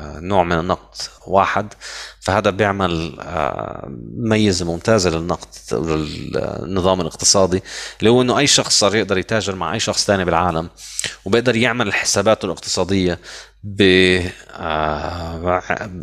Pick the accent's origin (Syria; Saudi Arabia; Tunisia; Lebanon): Lebanon; moved away; عندنا بلبنان هلا عم نشوف يعني او عندكم انا هلا مش في لبنان